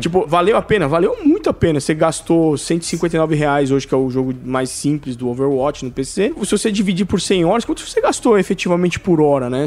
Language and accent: Portuguese; Brazil